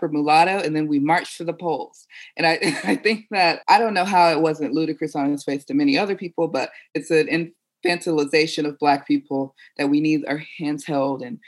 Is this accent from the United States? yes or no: yes; Atlanta, Georgia, United States; I'm from Atlanta